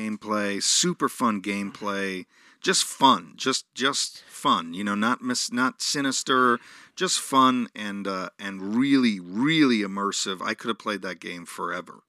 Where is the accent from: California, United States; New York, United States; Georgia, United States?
New York, United States; Growing up in New York